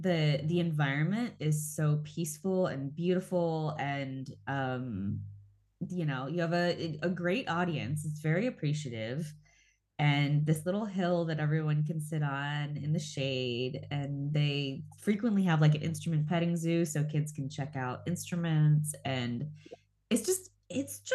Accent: Ohio, United States; moved away; I'm originally from Ohio

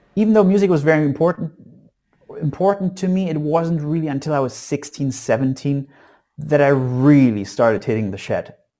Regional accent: Saxony, Germany; So I was born in East Germany behind the wall, and I still live in in Saxony in East Germany these days.

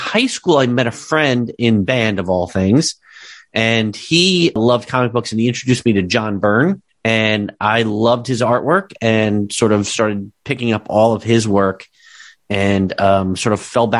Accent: northern New Jersey, United States; I grew up in actually the town that I am in right now. I'm in New Jersey

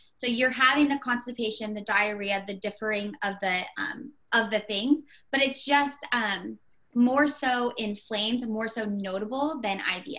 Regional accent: Indiana, United States

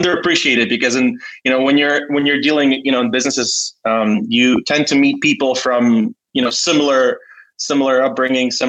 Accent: New York, United States; moved away as an adult; now in Ukraine; I grew up in New York

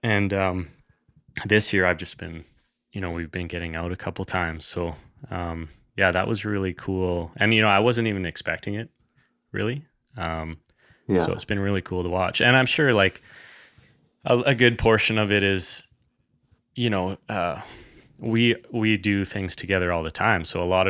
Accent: British Columbia, Canada; I grew up in the Kootenays. So, you know, we were outdoors folks right from the beginning

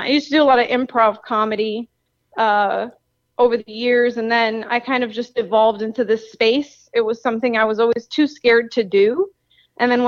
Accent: Miami, Florida, United States; born and raised. Yeah. One of the few locals

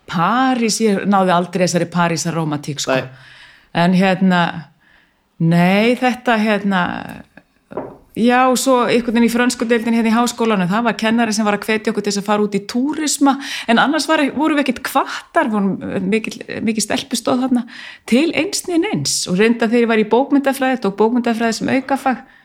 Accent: Reykjavík, Capital Region, Iceland; er úr Háalétiskverfinu ólst upp í Savamýrinni aðalega, 15 ár

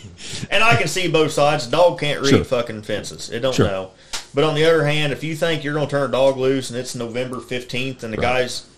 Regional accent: Texas, United States; Well, I'm from East Texas. We don't hardly have coons.

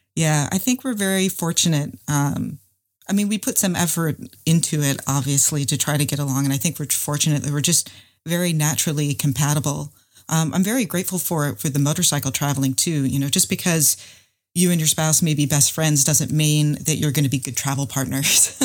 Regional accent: North Carolina, United States; I'm from North Carolina, and I'm an engineer

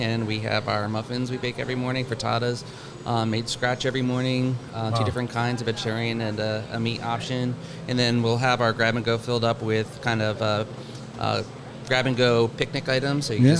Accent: New Jersey, United States; also born or lived in Wilmington, North Carolina; now in Saluda, United States; I'm originally from New Jersey, a little island off the coast, and then I lived in Wilmington, North Carolina for 20 years. Then I moved here about 2 years ago.

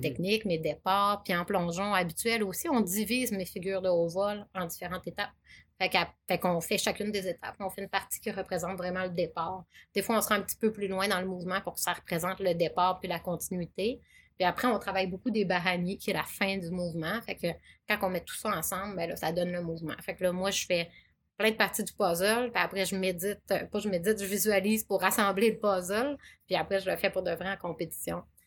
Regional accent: Chicoutimi, Quebec, Canada; je suis native de Chicoutimi

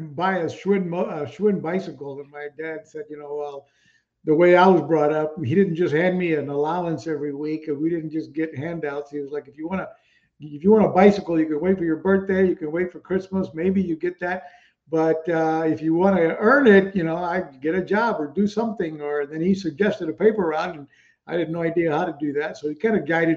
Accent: Puerto Rico; moved away; also born or lived in Texas, United States / St. Thomas, U.S. Virgin Islands; I was born in Texas, Mexican descendant, so I'm Latino, I'm a Mexican-American. But then I grew up in Puerto Rico

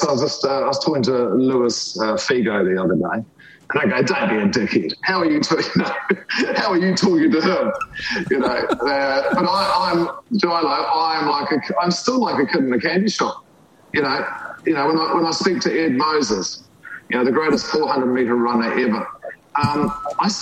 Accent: New Zealand; growing up in New Zealand, you know, down the road from us lived Sir Edmund Hillary

